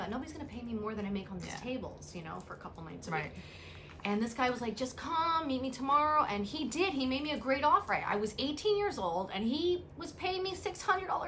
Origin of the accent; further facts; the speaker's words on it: New York City, New York, United States; we grew up in the Bronx